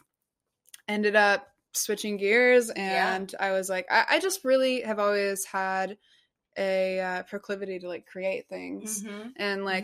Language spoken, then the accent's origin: English; Bay Area, California, United States; also born or lived in Seattle, Washington / Florida; I grew up in Florida. And then right before I turned 10, we moved to the Bay Area